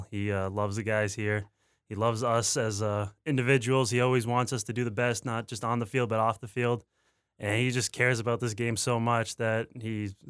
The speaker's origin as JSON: {"language": "English", "town": "Fonthill", "region": "Ontario", "country": "Canada", "tie": "born or raised there", "said": "I'm in a is a very small town, so I didn't have to deal with any of that hustle and bustle"}